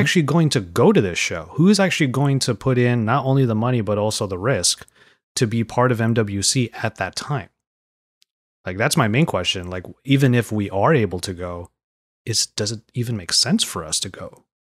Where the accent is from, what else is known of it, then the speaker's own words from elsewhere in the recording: San Gabriel Valley, California, United States; I'm from the San Gabriel Valley.